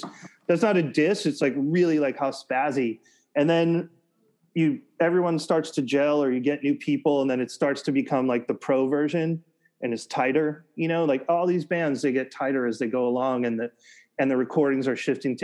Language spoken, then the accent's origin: English; United States; also born or lived in Massachusetts / New Hampshire; I grew up in cities in Massachusetts and then the suburbs of New Hampshire